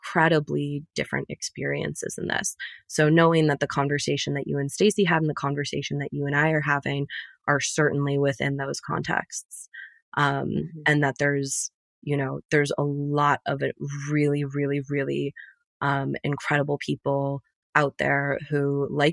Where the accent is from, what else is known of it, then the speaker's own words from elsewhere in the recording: United States; also born or lived in Middle East; my role as an American